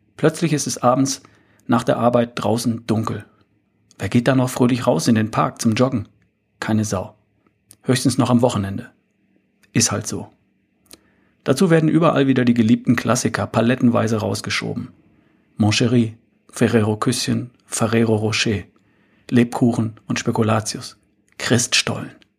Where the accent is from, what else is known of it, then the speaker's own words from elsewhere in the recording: Germany; bei uns in Deutschland